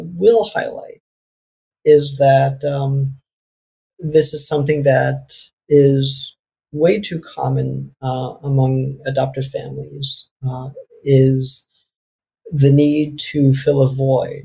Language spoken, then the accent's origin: English; New York, United States; also born or lived in South Korea / Connecticut; growing up in an apartment in New York with, you know, six or seven other, you know, siblings